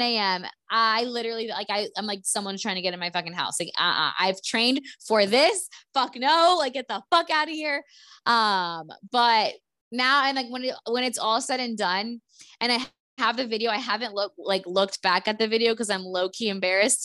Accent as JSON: {"language": "English", "country": "United States", "tie": "born or raised there", "moved": "yes", "said": "we grew up in Stewart"}